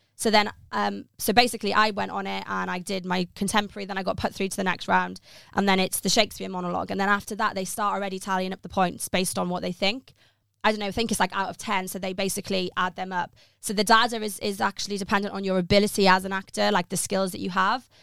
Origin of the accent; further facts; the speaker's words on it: Pembrokeshire, Southwest Wales, United Kingdom; moved away as an adult; now in London, United Kingdom; I'm originally from Southwest Wales in Pembrokeshire, a very small rural place in, like, the countryside of Wales.